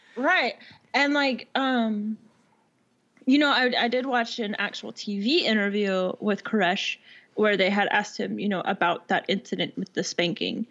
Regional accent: Texas, United States; also born or lived in Washington / Alaska; this is Texas, so I mean, if you ain't good with a gun, you got a problem

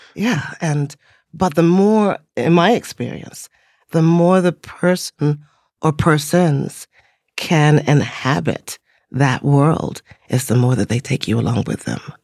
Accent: Teaneck, New Jersey, United States; born or raised there; also born or lived in England

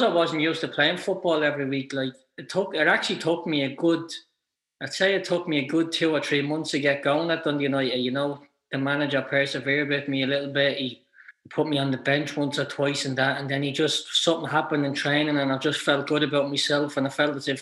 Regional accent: Ireland; you're an Irish kid

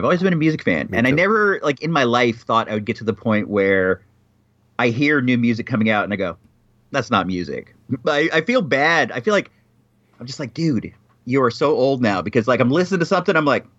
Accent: United States; As a proud American, it's offensive to me.

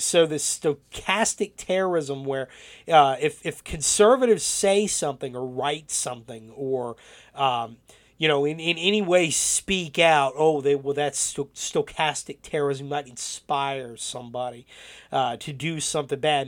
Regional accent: North Carolina, United States; growing up in North Carolina

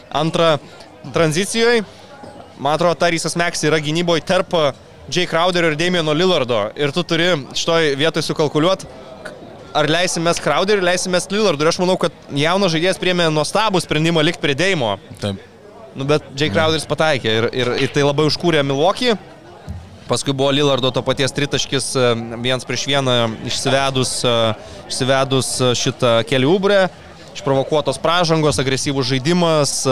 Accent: Lithuania; mes lietuviai

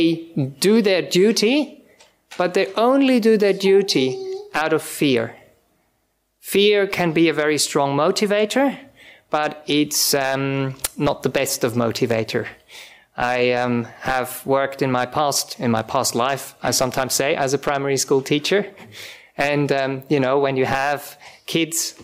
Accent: Switzerland; English is a second language; moved away as an adult; also born or lived in Czech Republic; now in Australia; I'm from Europe originally, I come from Switzerland. My parents are from Czech Republic originally

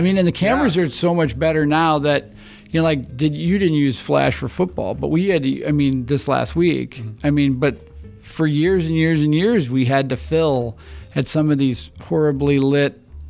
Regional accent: Chicago, Illinois, United States; I'm from the Chicago area, but my family's from here.

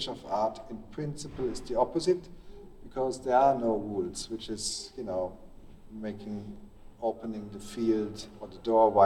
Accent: Belgium; I grew up in Belgium

